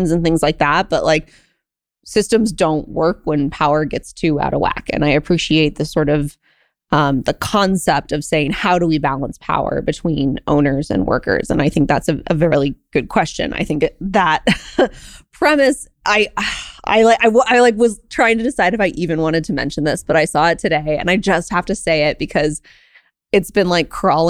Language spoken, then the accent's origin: English; Reno, Nevada, United States; I'm from Reno